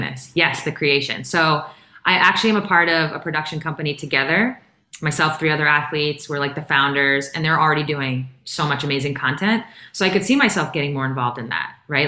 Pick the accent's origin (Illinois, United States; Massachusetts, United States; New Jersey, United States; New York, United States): New York, United States; I'm from New York